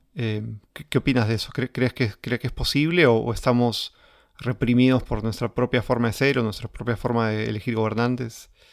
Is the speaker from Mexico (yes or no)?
no; Peru; como peruanos